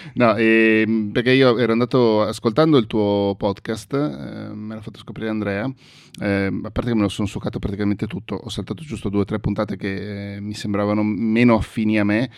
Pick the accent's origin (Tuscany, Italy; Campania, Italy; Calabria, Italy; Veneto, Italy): Veneto, Italy; Mestre; gli amici miei con cui sono cresciuto a Mestre